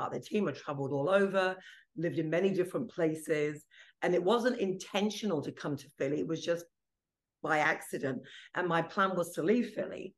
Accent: Peterborough, East of England, United Kingdom; first language Italian; English is a second language; moved away as an adult; now in United States; we grew up in England in a very small terraced house in Peterborough

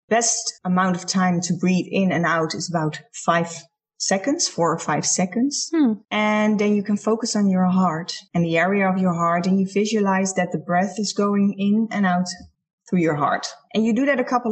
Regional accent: Netherlands; I'm from the Netherlands.

